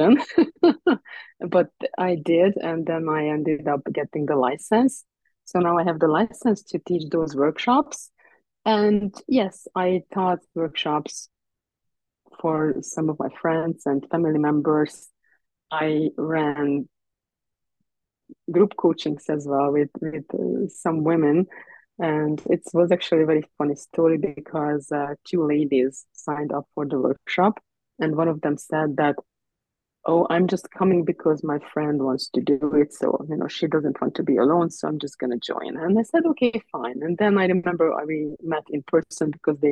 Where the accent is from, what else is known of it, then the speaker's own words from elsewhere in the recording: Hungary; also born or lived in Ireland; now in Canada; we moved to Canada from Ireland, and I was born actually originally in Hungary